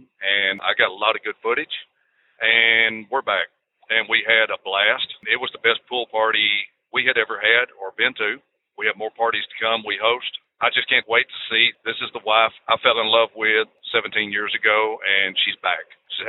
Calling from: Arkansas, United States; from Arkansas, and I co-host a very, very large Facebook group in Arkansas where we live.

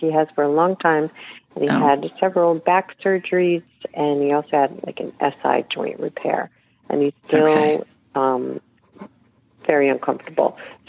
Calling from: Raleigh, North Carolina, United States; I'm calling from Raleigh, North Carolina

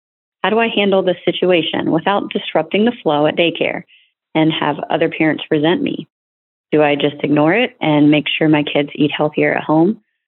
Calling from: New Jersey, United States; I'm calling from New Jersey.

